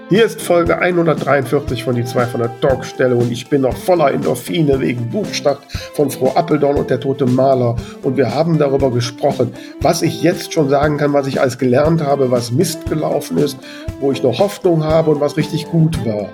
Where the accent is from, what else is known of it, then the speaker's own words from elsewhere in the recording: Grefrath, North Rhine-Westphalia, Germany; in meinem Heimatort äh, Grefrath